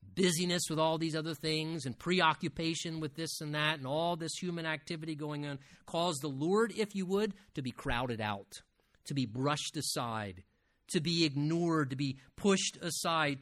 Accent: United States; as Americans

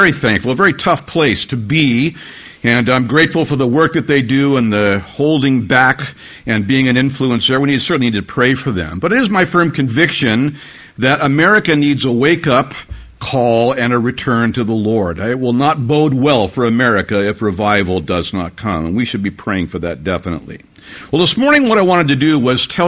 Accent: United States; as an American

